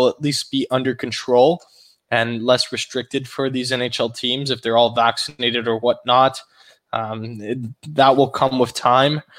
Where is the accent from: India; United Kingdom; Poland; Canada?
Canada; As a Canadian